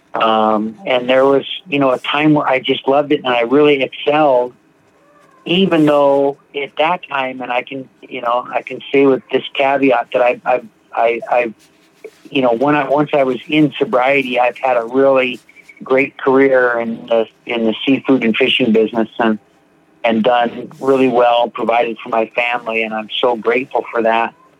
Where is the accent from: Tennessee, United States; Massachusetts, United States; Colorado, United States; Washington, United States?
Washington, United States; Seattle; I'm from Seattle, Washington. Grew up here